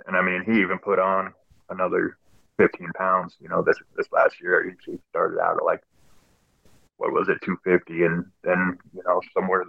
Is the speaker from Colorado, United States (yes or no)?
yes; Grand Junction, Colorado, United States; my hometown here, Grand Junction, Colorado